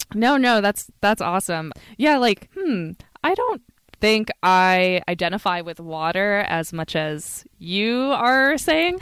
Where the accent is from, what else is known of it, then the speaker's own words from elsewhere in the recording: Sacramento, California, United States; I grew up in Sacramento, which is, like, very inland.